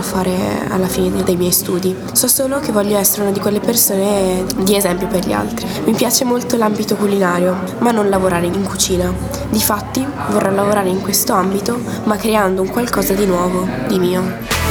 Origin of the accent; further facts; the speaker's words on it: Trento, Trentino-Alto Adige, Italy; ho 16 anni, vengo da Trento.